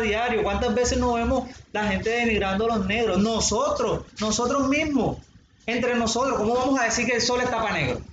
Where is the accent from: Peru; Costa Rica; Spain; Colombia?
Colombia; Cartagena, Bolívar; somos todos los cartageneros